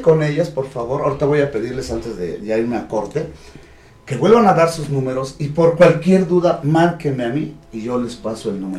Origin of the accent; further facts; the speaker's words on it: Huamantla, Tlaxcala, Mexico; mi pueblo? Aquí en Guamante